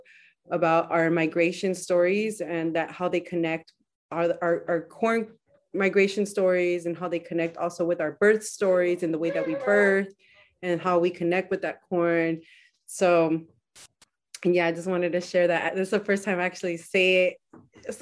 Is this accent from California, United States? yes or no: yes; Salinas, California, United States; I'm from Salinas. I was born in Salinas.